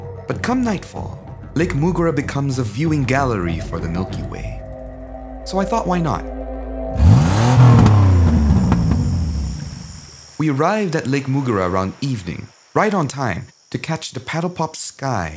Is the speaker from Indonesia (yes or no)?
yes; Indonesia; As a kid, growing up in Indonesia in the 1980s